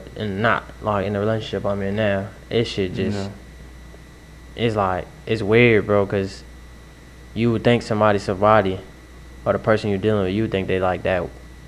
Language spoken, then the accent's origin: English; Waterbury, Connecticut, United States; I'm from Waterbury, Connecticut.